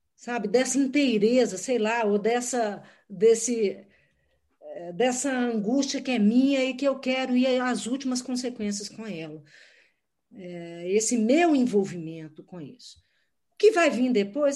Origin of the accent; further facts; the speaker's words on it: Minas Gerais, Brazil; Como mineira